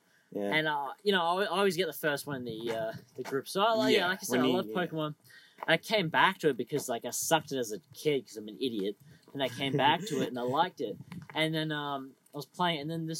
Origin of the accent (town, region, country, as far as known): Perth, Western Australia, Australia; born or raised there